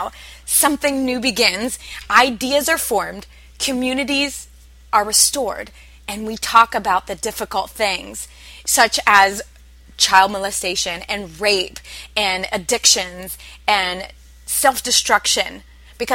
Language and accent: English; Midwest, United States; I come from the Midwest